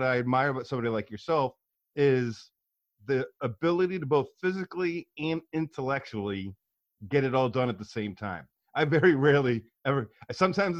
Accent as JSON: {"language": "English", "town": "St. Louis", "region": "Missouri", "country": "United States", "tie": "born or raised there", "also_born_or_lived": "Chesterfield, Missouri", "said": "I was born in North County in St. Anne's Parish."}